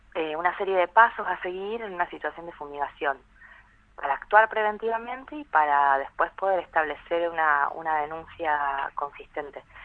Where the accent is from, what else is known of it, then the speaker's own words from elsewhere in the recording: San Andrés de Giles, Buenos Aires Province, Argentina; Soy de San Andrés de Giles